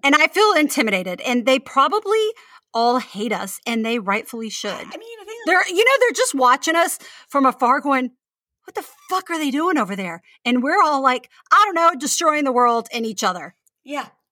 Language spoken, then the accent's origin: English; United States; we Americans